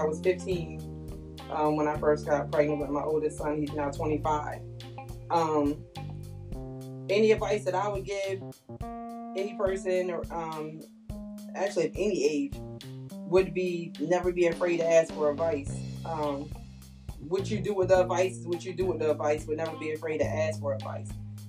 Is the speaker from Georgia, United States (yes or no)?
no; Long Island, New York, United States; now in Salisbury, United States; I'm from Salisbury, originally from Long Island, New York. My accent is gone